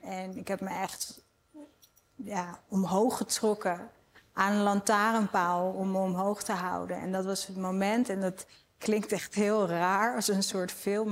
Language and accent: Dutch; Amsterdam, North Holland, Netherlands; Ik kom uit Amsterdam